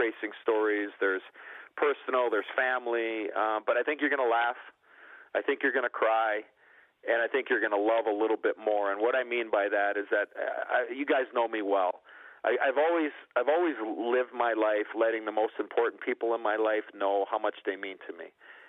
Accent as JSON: {"language": "English", "town": "Chicago", "region": "Illinois", "country": "United States", "said": "I was an American kid and I was from Chicago"}